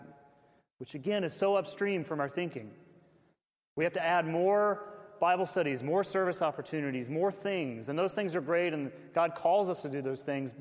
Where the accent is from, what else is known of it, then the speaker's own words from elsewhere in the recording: the South, United States; I grew up in the South